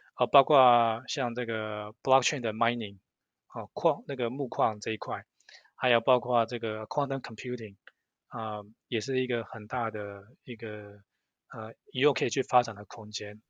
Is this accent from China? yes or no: no; Southern California, United States; now in Silicon Valley, United States; 刚来美国的时候是在南加州，呃，小时候在那边长大，也在那边念书。然后后来，呃，工作一开始也是先在南加州，呃，呃，在 Cisco 跟 Qualcomm 待好一段时间